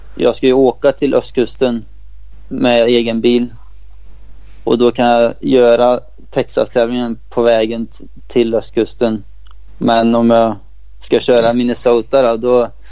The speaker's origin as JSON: {"language": "Swedish", "country": "Sweden", "moved": "yes"}